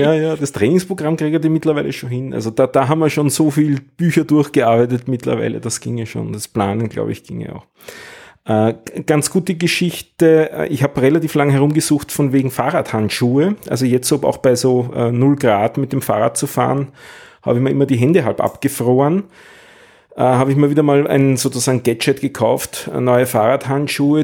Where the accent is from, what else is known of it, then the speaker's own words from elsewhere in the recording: Vienna, Austria; als Wiener